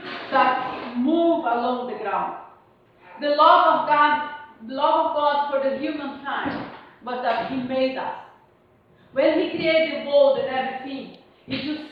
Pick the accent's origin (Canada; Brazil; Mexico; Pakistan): Brazil; English is a second language; now in United Kingdom; I'm Brazilian